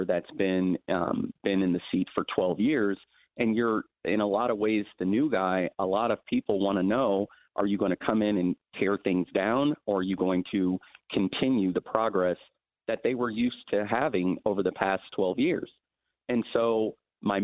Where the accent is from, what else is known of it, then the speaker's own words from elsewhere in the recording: Columbus, Ohio, United States; also born or lived in Los Angeles, California; we moved from Columbus to Los Angeles, California, with no family, no safety net. And that's the period of time, probably from the age of 6 to maybe 8. We came back to Columbus when I was about 10